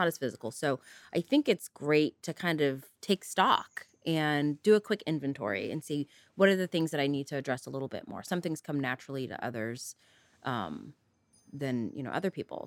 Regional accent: Northern California, United States; also born or lived in East Coast; I was born and raised in Northern California, left to the East Coast for college, and promptly came back to California and haven't left since.

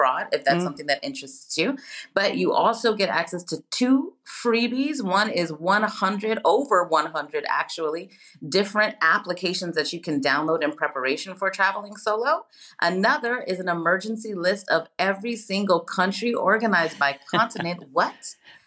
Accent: San Diego, California, United States; first language English; moved away as an adult; also born or lived in Macedonia; now in Spain; growing up in San Diego, so close to the Mexican

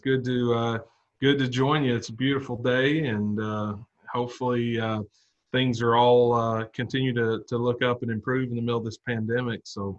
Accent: Valiant, Oklahoma, United States; Valiant, Oklahoma. It's in the far southeast corner of the state.

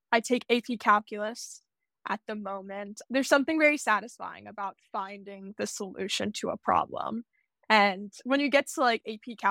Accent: Lutherville-Timonium, Maryland, United States; I grew up in Maryland. I currently reside there.

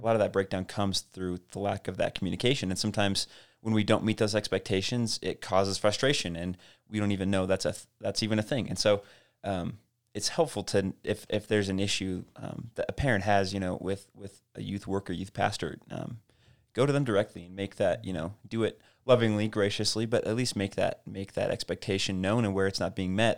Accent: Casper, Wyoming, United States; I grew up in Casper and Harold was my youth pastor

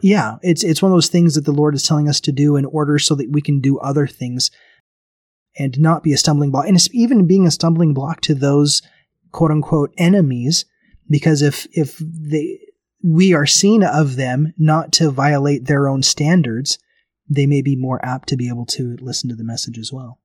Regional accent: Memphis, Tennessee, United States; now in Bakersfield, United States; I remember growing up in Tennessee, I grew up in Memphis

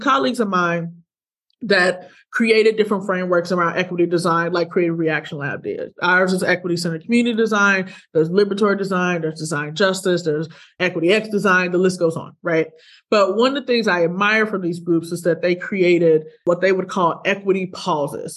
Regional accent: Ferguson, Missouri, United States; I'm from Ferguson. I'm from St. Louis, Missouri

